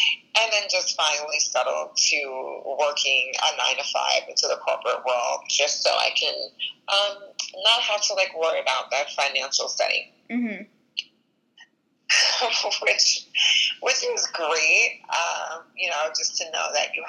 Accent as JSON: {"language": "English", "area": "Long Island", "region": "New York", "country": "United States", "tie": "born or raised there", "said": "Born and raised in Long Island, New York"}